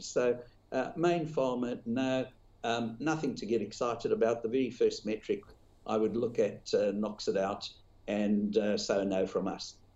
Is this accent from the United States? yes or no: no; South Africa; now in Australia; I grew up in South Africa where gold was the biggest subject of conversation in the business press